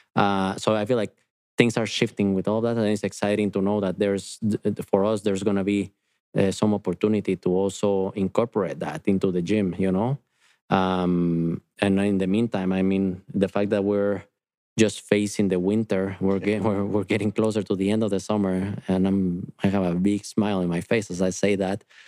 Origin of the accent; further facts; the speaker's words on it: Guatemala; moved away; I am from Guatemala, and I've been in front of volcanoes growing up